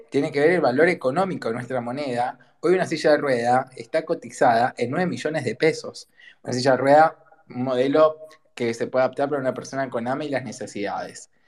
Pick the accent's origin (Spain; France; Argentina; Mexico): Argentina; como argentino